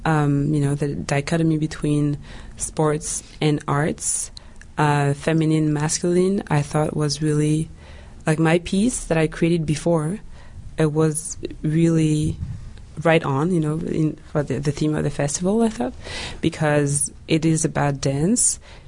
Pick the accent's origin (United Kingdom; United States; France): France; English is a second language; also born or lived in Central African Republic; now in Canada; I was born in the Republic of Central Africa, and I was raised in France. So I have like two identities, let's say.